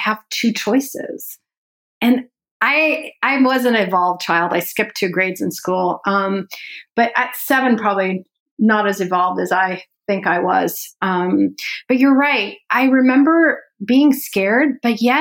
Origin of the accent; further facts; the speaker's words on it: France; also born or lived in Iran; my mom and my two sisters and I literally were on the next flight out and went to France